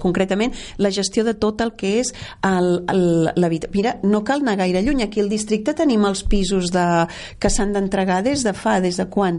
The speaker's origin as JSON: {"language": "Catalan", "region": "Catalonia", "country": "Spain", "said": "això és Catalunya, i així som els catalans"}